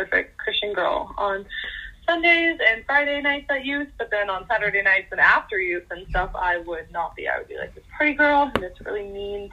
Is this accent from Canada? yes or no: yes; Canada; I am 19 years old and I'm from Canada